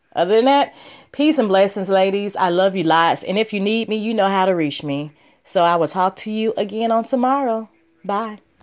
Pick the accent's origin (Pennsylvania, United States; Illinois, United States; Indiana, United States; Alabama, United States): Alabama, United States; I'm this girl from Alabama